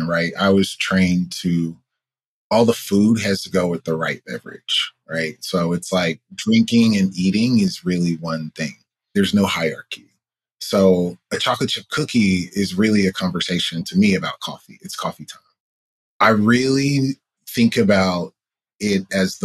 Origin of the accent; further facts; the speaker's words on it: Atlanta, Georgia, United States; I'm from Atlanta